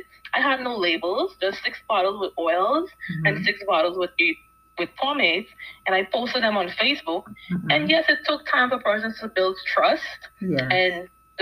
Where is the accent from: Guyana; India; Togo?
Guyana; moved away as an adult; now in United States; Yes, I'm from South America, Guyana. That's where I was originally born, and I migrated here.